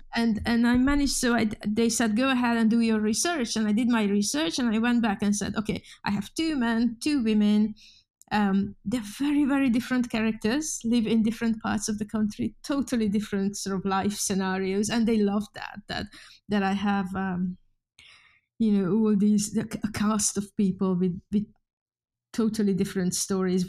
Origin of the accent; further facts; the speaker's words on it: Hungary; English is a second language; moved away as an adult; now in Oulu, Finland; I'm, I'm Hungarian. I was born in Hungary. and went to university in Hungary